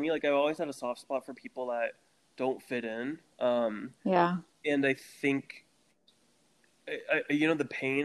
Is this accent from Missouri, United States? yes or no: yes; Jefferson City, Missouri, United States; moved away as an adult; also born or lived in Texas / Kentucky / Alabama / Pennsylvania; now in Ganado, United States; I grew up in Jeff City.